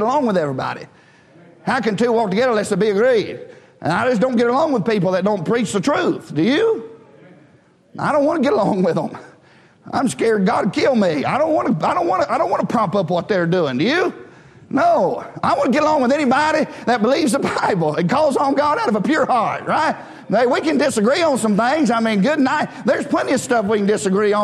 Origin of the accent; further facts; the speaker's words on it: United States; we're American